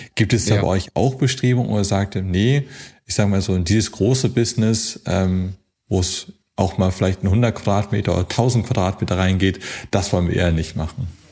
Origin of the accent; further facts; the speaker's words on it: Hamburg, Germany; aber ich komme auch aus Hamburg